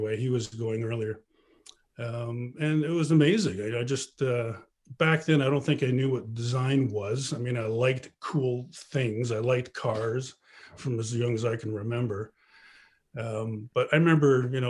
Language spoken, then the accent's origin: English; Canada; growing up in Canada, where we all played hockey and played baseball